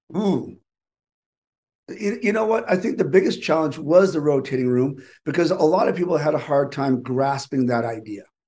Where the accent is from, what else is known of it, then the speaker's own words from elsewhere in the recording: East Coast, United States; growing up on the East Coast